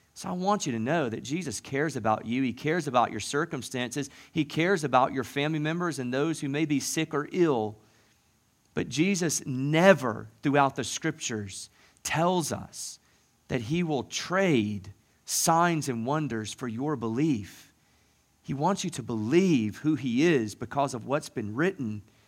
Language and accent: English; the South, United States; moved away; growing up in the South